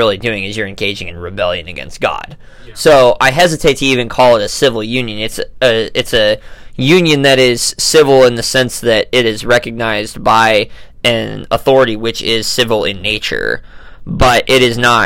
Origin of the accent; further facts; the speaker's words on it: United States; as an American